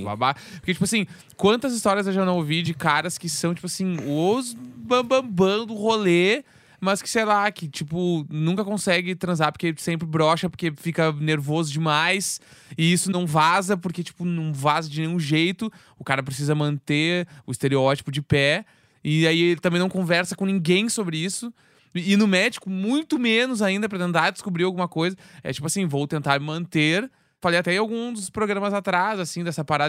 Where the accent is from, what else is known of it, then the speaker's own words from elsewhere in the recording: Rio Grande do Sul, Brazil; now in São Paulo, Brazil; eu sendo gaúcho